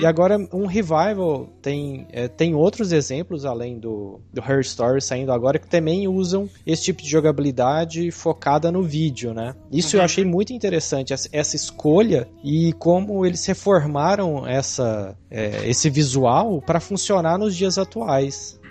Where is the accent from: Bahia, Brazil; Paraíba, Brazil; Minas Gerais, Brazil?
Minas Gerais, Brazil; interior of; accent: Triângulo Mineiro; a minha origem, que interior de Minas